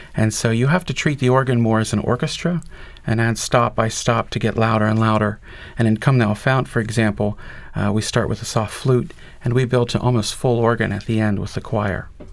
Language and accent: English; Shippensburg, Pennsylvania, United States; I grew up in Shippensburg, Pennsylvania, in the Presbyterian Church